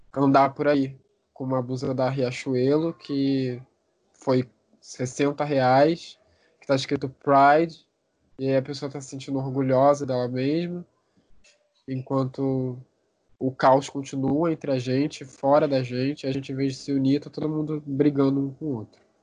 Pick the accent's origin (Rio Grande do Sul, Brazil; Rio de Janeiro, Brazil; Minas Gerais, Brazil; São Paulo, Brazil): Rio de Janeiro, Brazil; eu sou do Rio de Janeiro, barra Brasil